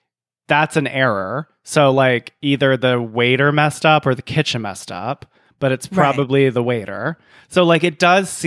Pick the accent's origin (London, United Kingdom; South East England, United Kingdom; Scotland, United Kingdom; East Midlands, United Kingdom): Scotland, United Kingdom; And I'm Scottish.